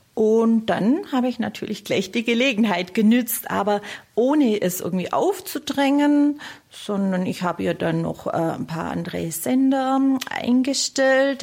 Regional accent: Steinhausen an der Rottum, Baden-Württemberg, Germany; accent: South German; aus dem Kreis Biberach, genau aus Steinhausen an der Rottung

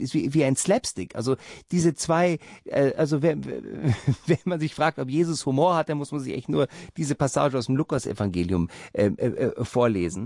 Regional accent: Rhineland, Germany; meine Kindheit war im Rheinland

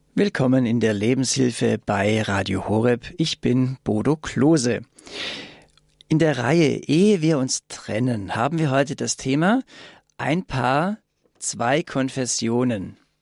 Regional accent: Swabia, Germany; accent: Swabian; ich komme aus Schwaben, wie man da natürlich an meiner Stimme hört

